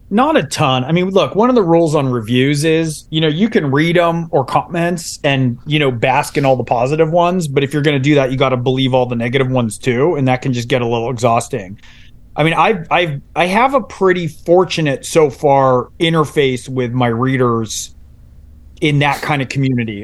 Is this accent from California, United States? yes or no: yes; San Francisco Bay Area, California, United States; I was born in San Francisco Bay Area